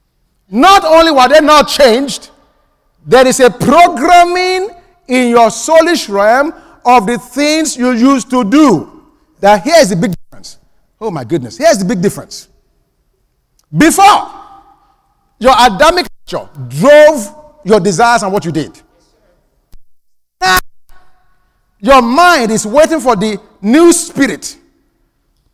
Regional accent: Nigeria; now in United States; In my home country

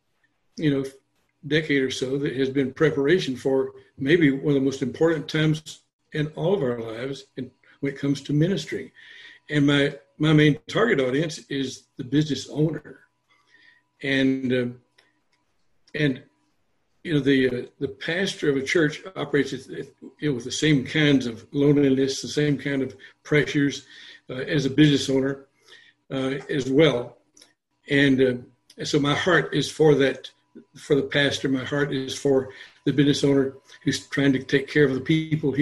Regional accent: San Antonio, Texas, United States; I grew up in San Antonio

